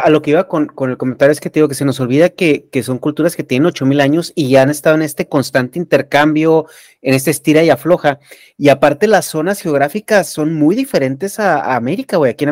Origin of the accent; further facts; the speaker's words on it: Mexico; nosotros como